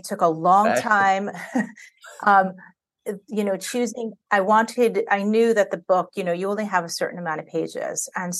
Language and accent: English; New York, United States; As a New Yorker, I became curious. I had actually been to Staten Island only 2 times